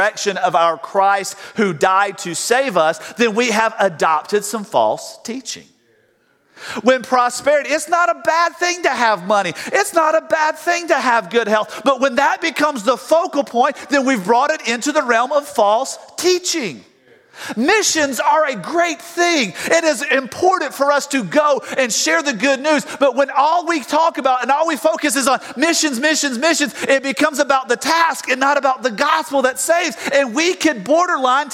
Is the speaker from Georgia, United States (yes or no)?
yes; South Georgia, United States; I grew up in South Georgia